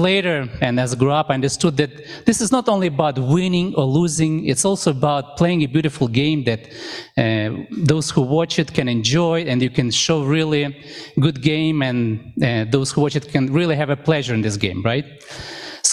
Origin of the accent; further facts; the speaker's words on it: Ukraine; now in Canada; I remember when I was a little boy, I grew up in Ukraine. At that time, it was Soviet Union